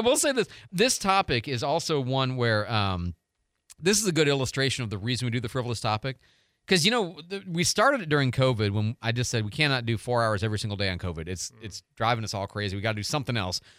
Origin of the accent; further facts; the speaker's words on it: Pontiac, Michigan, United States; now in Pensacola, United States; I was born in the Detroit area, Pontiac actually, and so I was raised as a Pistons, Tigers, Red Wings, and Lions